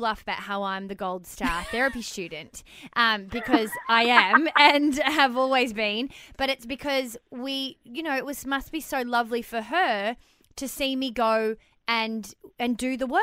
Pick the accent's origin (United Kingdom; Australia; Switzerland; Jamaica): Australia; Melbourne, Victoria; moved away; I'm originally from Melbourne